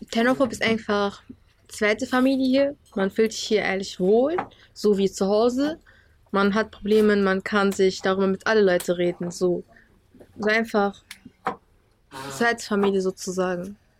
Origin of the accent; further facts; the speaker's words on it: Syria; German is a second language; moved away as an adult; now in Germany; Ich komme aus Syrien, bin ich hier seit fünf Jahren